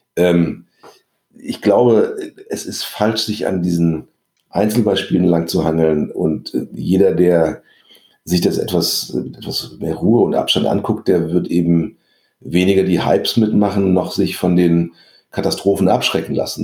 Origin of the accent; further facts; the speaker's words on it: Germany; also born or lived in Paris, France; was wir in Deutschland haben.